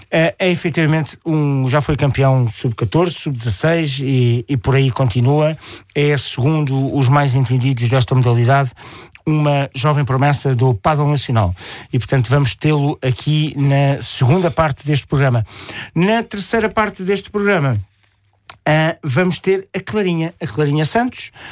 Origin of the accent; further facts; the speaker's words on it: Portugal; eu sou português a abelhão pato, que é um português um bocadinho mais apurado